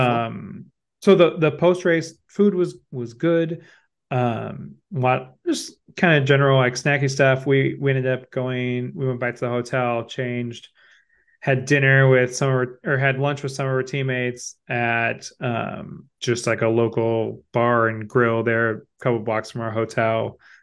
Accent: Midwest, United States; being a Midwesterner

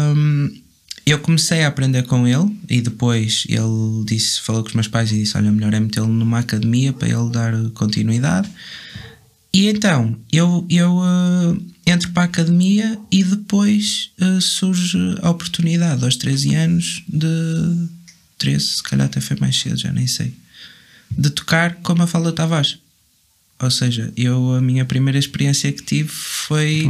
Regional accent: Vila Nova de Gaia, Norte, Portugal; sou, sou de Golpilhares. Ninguém sabe o que é que isso é, muito provavelmente. Mas é em Gaia.

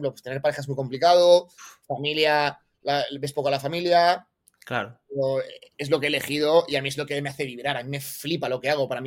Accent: Valencia, Valencian Community, Spain; also born or lived in Barcelona / Australia; Soy de Valencia, ¿vale? Nací, en Valencia

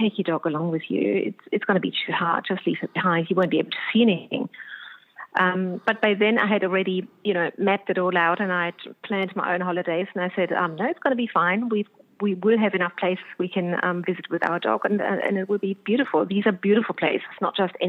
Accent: Germany; now in Australia; I'm from Germany

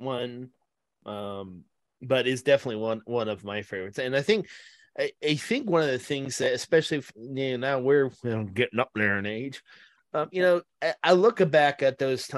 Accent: Westlake, Ohio, United States; moved away; when I lived in the Cleveland area, I lived in Westlake, Ohio

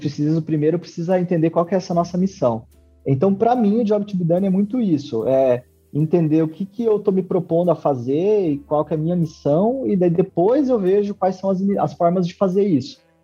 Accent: western Paraná, Brazil; meu pai tem uma construtora há 30 anos aqui na região oeste do Paraná, é, onde eu nasci

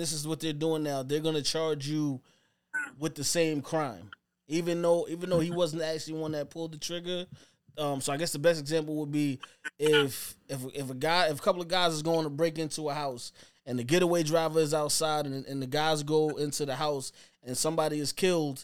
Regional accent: New York, United States; I'm from New York

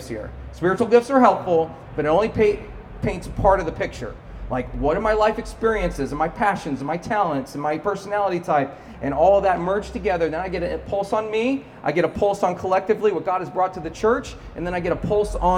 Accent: Cedar Park, Texas, United States; my hometown, Cedar Park, Texas

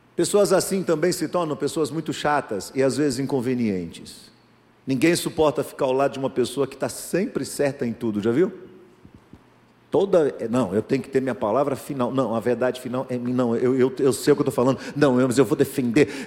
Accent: Brazil

